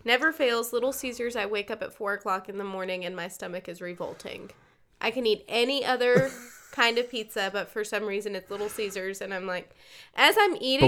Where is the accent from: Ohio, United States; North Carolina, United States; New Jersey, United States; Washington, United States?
North Carolina, United States; eastern; moved away; I grew up in the East. Yeah. Grew up in North Carolina